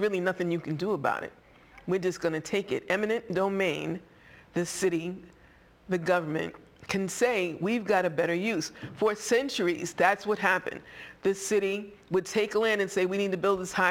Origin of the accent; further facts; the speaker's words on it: Boston, Massachusetts, United States; I am a Bostonian. I grew up in Boston